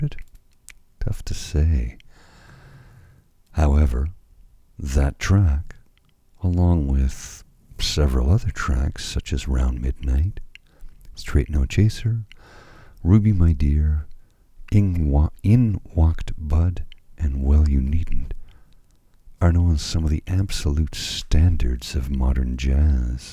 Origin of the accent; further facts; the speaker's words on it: Canada; being a Canadian